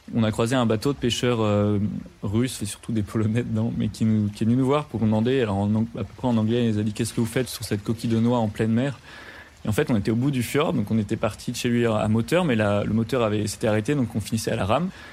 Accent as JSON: {"language": "French", "country": "France", "said": "quand on est français et qu'on part à l'étranger"}